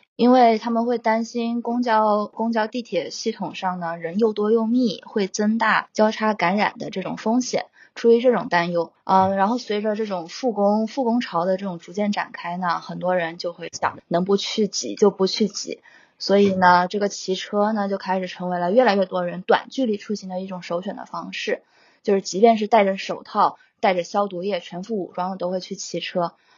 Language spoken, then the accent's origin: Chinese; Hainan, China; also born or lived in Phoenix / New York; now in Beijing, China; 我的家乡海南